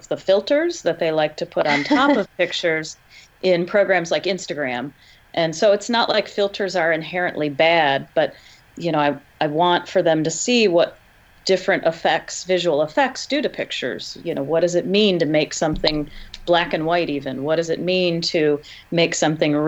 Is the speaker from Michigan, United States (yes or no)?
yes; Michigan, United States; here in my home state